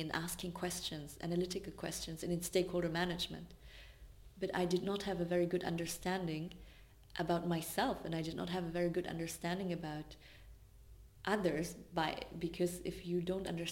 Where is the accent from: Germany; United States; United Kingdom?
Germany; Swabia, Baden-Württemberg; I grew up in Swabia, which is a state in Germany that is known for being very resource oriented